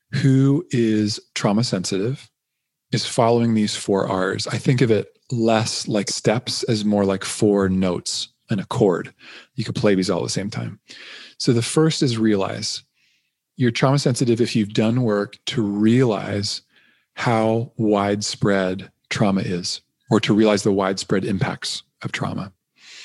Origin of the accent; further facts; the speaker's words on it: Canada; I'm a Canadian